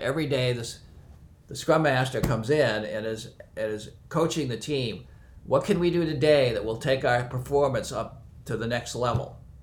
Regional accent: near Boston, Massachusetts, United States; I was born near Boston

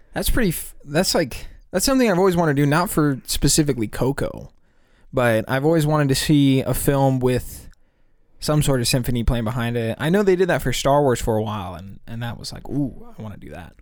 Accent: California, United States; We're from California

